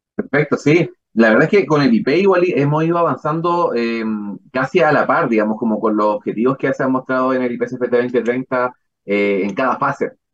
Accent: La Serena, Coquimbo, Chile; moved away as an adult; also born or lived in Frutillar / Puerto Williams; soy de La Serena, soy de otra región

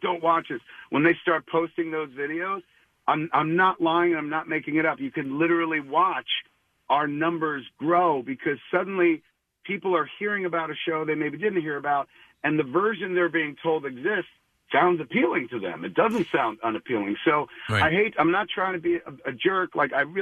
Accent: Highlands, United States; now in Los Angeles, United States; I come to Highlands, my hometown, parking in front of my old home, 21 Jackson Street, and then I go replicating the walk that I used to take to high school

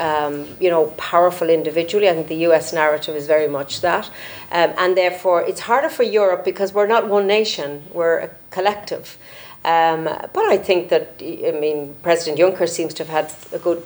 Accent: Ireland; as an Irish MEP

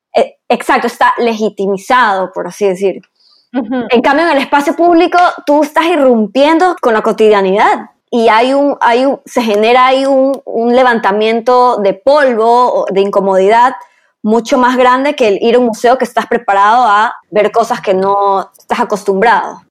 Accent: Ecuador; como ecuatorianos

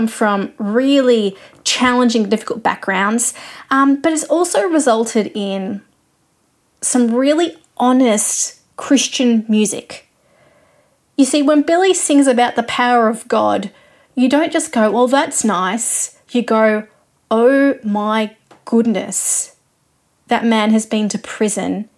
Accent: Australia; I'm an Australian music journalist

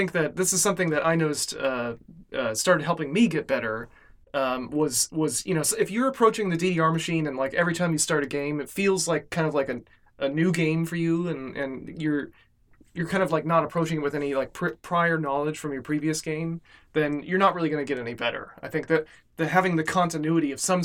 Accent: Arizona, United States; my home state, Arizona

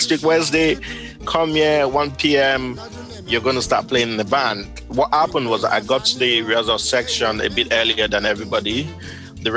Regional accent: Nigeria; moved away; also born or lived in South Africa / Netherlands; being a Nigerian and also being an Ibibio man

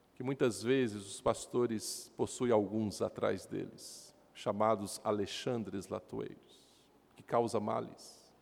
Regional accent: Rio Paranaíba, Minas Gerais, Brazil; Éramos na região do Alto Paranaíba, de onde sou, região de Patos de Minas, Rio Paranaíba, onde nasci

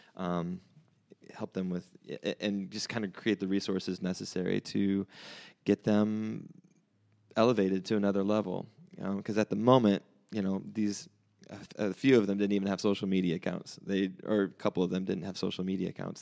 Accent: Bremen, Indiana, United States; moved away as an adult; also born or lived in Nashville; I'm from South Bend, from here, from Bremen, which is not, I guess you consider that South Bend. It's just a half an hour south of here.

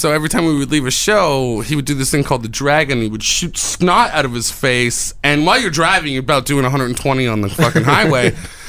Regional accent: Hamilton, Ontario, Canada; moved away; We're both from the same place. We're from Hamilton. It's a shitty industrial town

